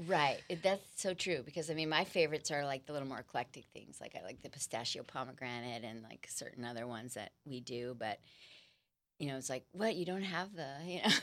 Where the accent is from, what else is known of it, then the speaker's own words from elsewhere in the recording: Los Angeles, California, United States; now in San Diego, United States; I'm from Los Angeles